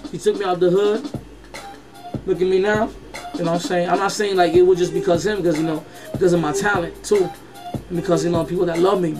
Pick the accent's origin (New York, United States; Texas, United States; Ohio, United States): New York, United States; New York City; born there; also born or lived in Puerto Rico; I was born in Washington Heights. Uh, then I moved to PR like around '89 and shit.